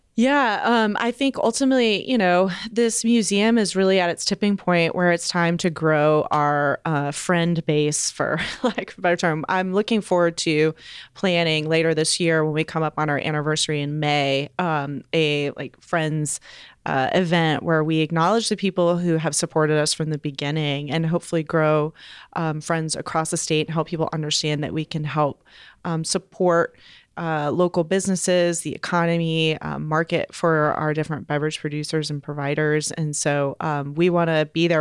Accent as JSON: {"language": "English", "town": "Raleigh", "region": "North Carolina", "country": "United States", "tie": "born or raised there", "moved": "yes", "said": "I am from Raleigh. So I'm excited to go there to my hometown"}